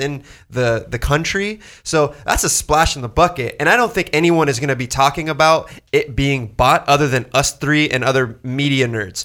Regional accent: Southern California, United States; I'm from Southern California

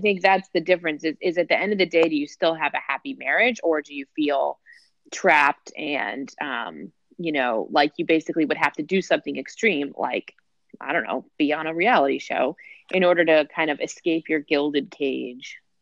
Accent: New Jersey, United States; I'm from New Jersey

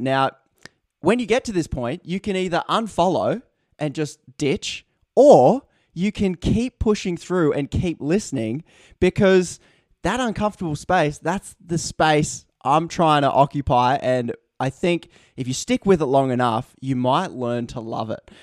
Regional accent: Australia; I'm Australian here

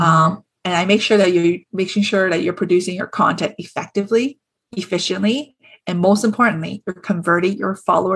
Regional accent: Toronto, Ontario, Canada; so I'm from Toronto

